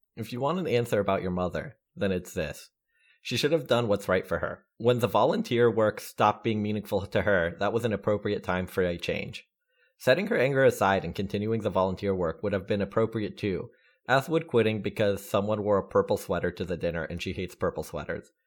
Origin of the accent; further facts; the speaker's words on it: the South, United States; growing up in the South